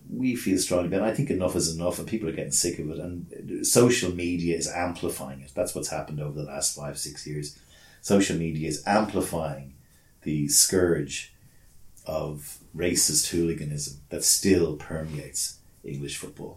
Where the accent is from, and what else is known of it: Ireland